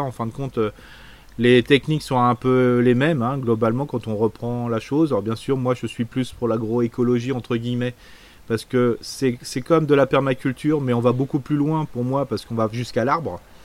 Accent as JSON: {"language": "French", "area": "Alsace", "region": "Grand Est", "country": "France", "said": "en tant qu'Alsacien"}